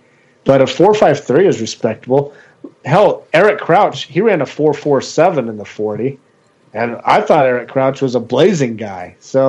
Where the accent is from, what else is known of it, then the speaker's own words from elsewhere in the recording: Waco, Texas, United States; my hometown of Waco, Texas.